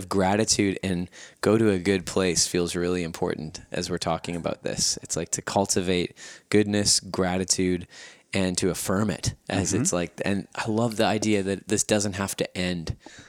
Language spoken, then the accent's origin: English; Winnipeg, Manitoba, Canada; born or raised there